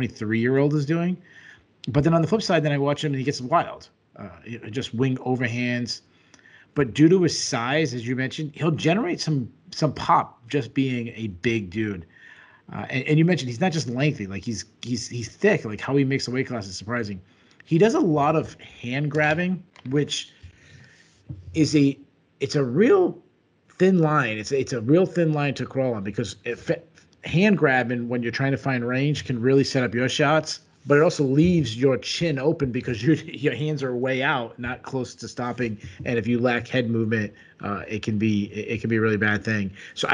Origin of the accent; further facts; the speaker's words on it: Rhode Island, United States; I'm from Rhode Island.